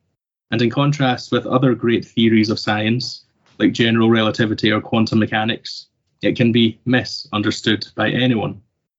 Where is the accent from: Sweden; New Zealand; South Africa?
Sweden; moved away as an adult; also born or lived in Scotland; now in Toronto, Canada; ever since I moved to Toronto, Canada, to begin my graduate research. Arriving in Toronto after growing up in Sweden and receiving my undergraduate training in Scotland